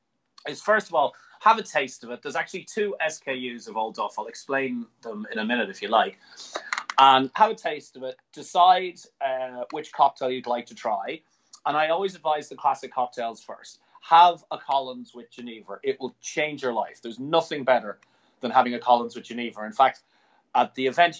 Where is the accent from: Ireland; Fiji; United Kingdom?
Ireland; I'm an Irishman